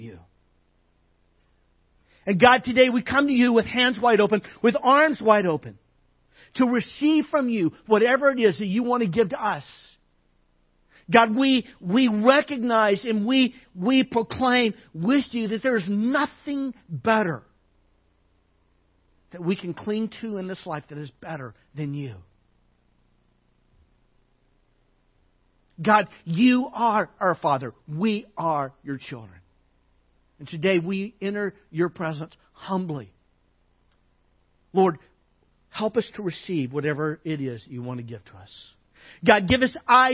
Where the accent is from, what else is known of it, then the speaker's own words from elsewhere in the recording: Arkansas, United States; growing up in Arkansas as a kid